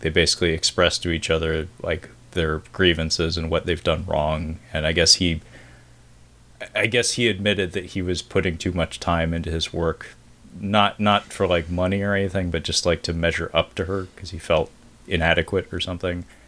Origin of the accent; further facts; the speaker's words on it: Pacific Northwest, United States; my region, growing up in the Pacific Northwest